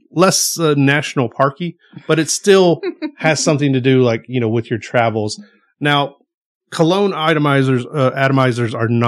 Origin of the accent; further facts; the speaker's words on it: the South, United States; We are from the South. We like things just a little bit spicier